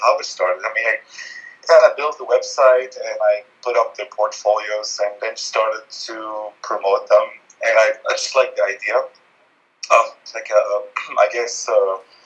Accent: Lebanon; I grew up in Lebanon in the 70s during the Civil War

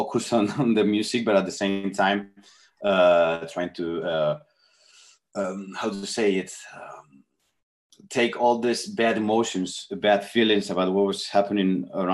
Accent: Spain; English is a second language; here in Spain

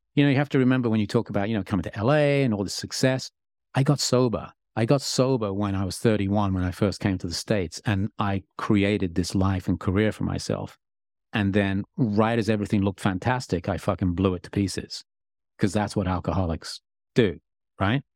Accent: England, United Kingdom; I'm English

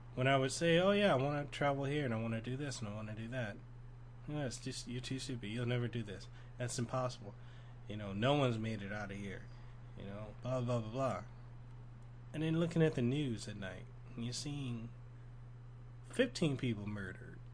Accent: Memphis, Tennessee, United States; now in Honolulu, United States; I grew up in this area, Norwood, this neighborhood, Norwood, in South Memphis

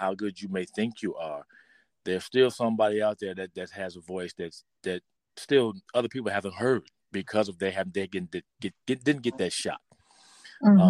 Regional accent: Pontiac, Michigan, United States; coming up in Pontiac, Michigan

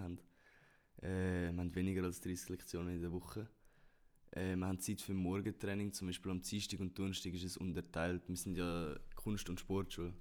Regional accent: Switzerland; wir kleine Nationen, wir Schweizer

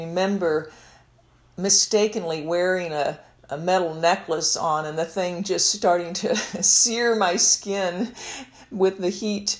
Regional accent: Kansas City, Missouri, United States; moved away as an adult; also born or lived in West Concord, Minnesota; growing up in Kansas City, Missouri

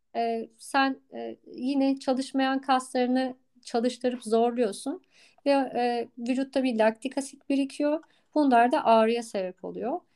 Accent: Istanbul, Turkey; moved away as an adult; also born or lived in Tekirdağ; ben doğma büyüme e, İstanbul'da e, yaşayan bir insandım.

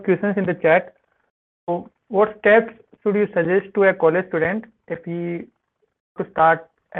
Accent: Rajasthan, India; I'm also from Rajasthan.

